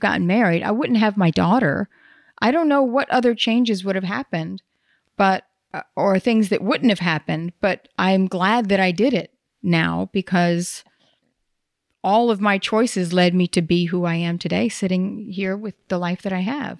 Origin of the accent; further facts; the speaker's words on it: the Bible Belt, the South, United States; moved away; I grew up in the Bible Belt.